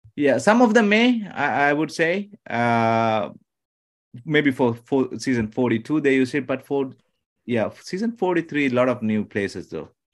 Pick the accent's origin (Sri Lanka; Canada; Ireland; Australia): Sri Lanka; first language Tamil; English is a second language; now in United States; I'm from originally from Sri Lanka, it's an island